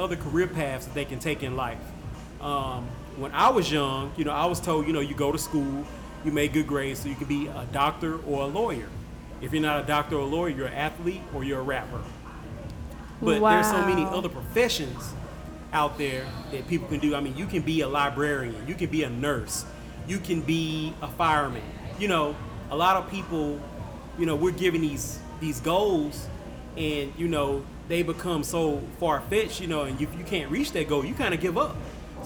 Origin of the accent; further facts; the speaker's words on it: Shreveport, Louisiana, United States; I'm born and raised. I'm from Shreveport